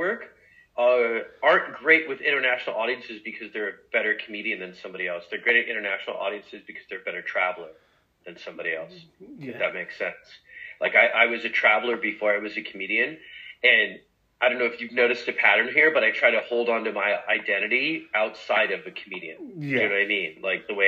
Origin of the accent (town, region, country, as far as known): New York, United States; born or raised there; also born or lived in Egypt